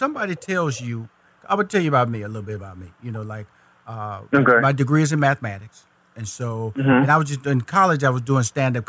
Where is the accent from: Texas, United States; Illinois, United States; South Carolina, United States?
Texas, United States; Houston; See, I'm from Houston, Texas. So I know Dallas, 240 miles of I-45 north.